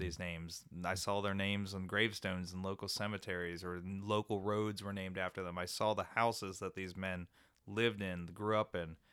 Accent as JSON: {"language": "English", "town": "Frederick", "region": "Maryland", "country": "United States", "tie": "born or raised there", "said": "I'm a native of Maryland. I'm, I'm from the Frederick area"}